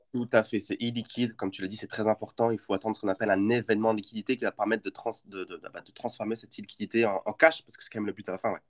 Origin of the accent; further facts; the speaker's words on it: Champagne, Grand Est, France; je suis originaire de Champagne